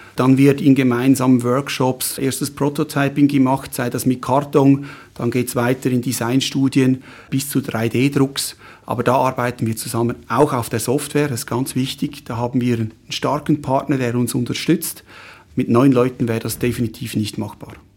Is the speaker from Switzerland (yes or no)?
yes; Schwyz, Switzerland; also born or lived in Fribourg / Lucerne; Ich bin im Kantons, in der Kantonsschule in Schwyz äh, zur Schule gegangen, habe dort die Matura gemacht